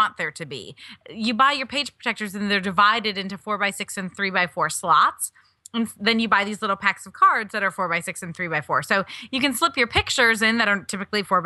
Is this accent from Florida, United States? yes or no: no; Wisconsin, United States; I grew up in Wisconsin, like an hour and a half from Madison, Middleton